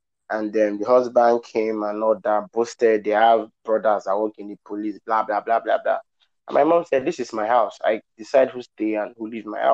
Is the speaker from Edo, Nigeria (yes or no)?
yes; Benin City, Edo, Nigeria; I was born in Benin City and I grew up in Benin City